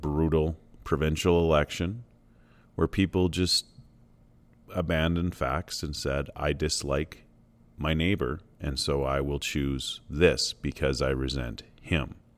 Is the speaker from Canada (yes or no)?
yes; Canada; also born or lived in Alberta; Canada remains a nation I'm proud to be from